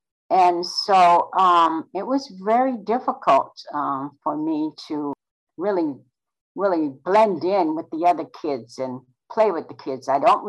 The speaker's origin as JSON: {"language": "English", "region": "North Carolina", "country": "United States", "tie": "born there", "said": "I was born in North Carolina on the Outer Banks."}